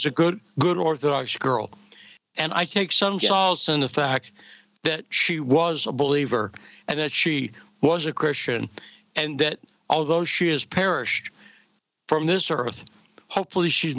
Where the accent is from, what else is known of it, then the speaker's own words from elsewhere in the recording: near Chicopee, Massachusetts, United States; I grew up in Massachusetts near one of the towns that has the most Polish people in America, Chicopee, Massachusetts